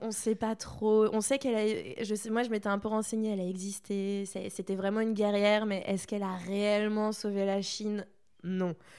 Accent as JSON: {"language": "French", "town": "Saint-Malo", "region": "Brittany", "country": "France", "tie": "born or raised there", "also_born_or_lived": "Toulouse", "moved": "as an adult", "said": "je viens de Saint-Malo"}